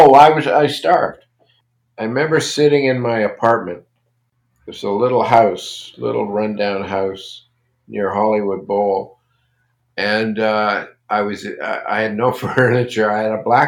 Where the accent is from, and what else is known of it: Toronto, Ontario, Canada; born or raised there; also born or lived in Brooklyn, New York